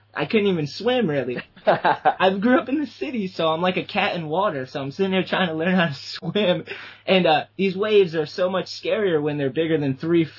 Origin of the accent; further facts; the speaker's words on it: East Coast, United States; also born or lived in New Bedford, Massachusetts; growing up on the East Coast